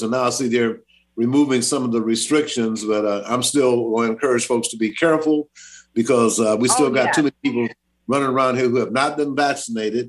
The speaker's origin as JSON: {"language": "English", "region": "Louisiana", "country": "United States", "moved": "yes", "said": "I'm from Louisiana"}